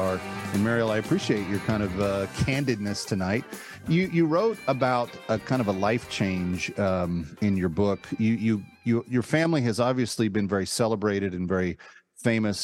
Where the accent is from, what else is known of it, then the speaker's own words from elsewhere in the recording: the South, United States; as a Southerner